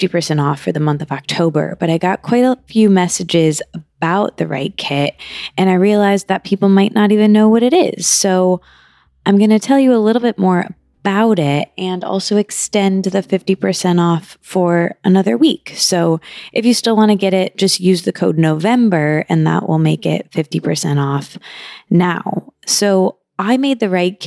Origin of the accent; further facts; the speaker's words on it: Midwest, United States; also born or lived in New York; now in Los Angeles, United States; I grew up in the Midwest